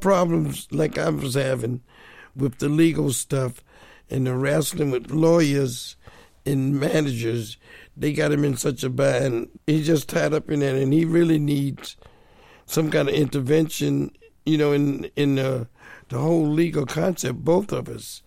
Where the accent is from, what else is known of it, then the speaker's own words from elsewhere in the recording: New Jersey, United States; I grew up in New Jersey